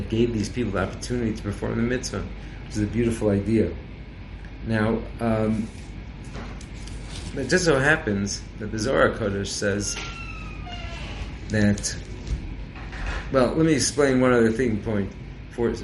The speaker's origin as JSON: {"language": "English", "region": "California", "country": "United States", "said": "I'm from California"}